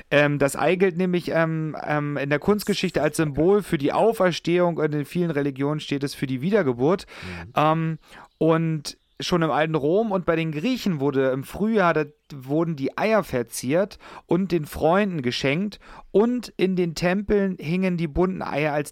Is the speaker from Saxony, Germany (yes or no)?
yes; Upper Lusatia, Saxony, Germany; komme gebürtig aus der Oberlausitz